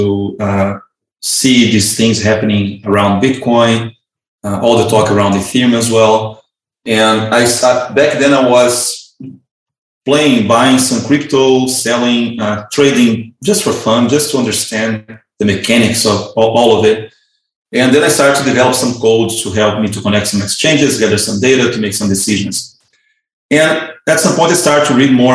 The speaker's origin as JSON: {"language": "English", "region": "Rio de Janeiro", "country": "Brazil", "moved": "as an adult", "said": "I'm originally from Brazil"}